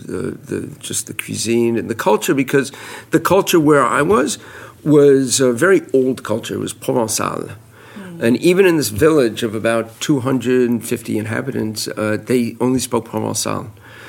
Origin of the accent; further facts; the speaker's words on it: New York, United States; also born or lived in France; I am from New York, born in New York, one of the few New Yorkers who are actually real New Yorkers. So I'm very proud of that. I live in Brooklyn